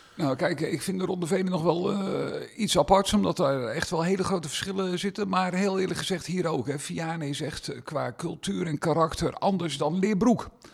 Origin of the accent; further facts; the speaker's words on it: Meerkerk, South Holland, Netherlands; omdat ik hier vandaan kom. Ik kom uit Meerkerk